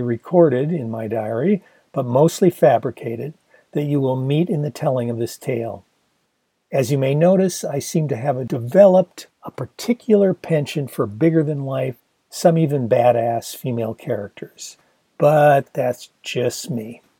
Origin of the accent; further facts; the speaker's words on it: Ann Arbor, Michigan, United States; moved away as an adult; also born or lived in Los Angeles; graduating the previous June from Pioneer High in my hometown of Ann Arbor, Michigan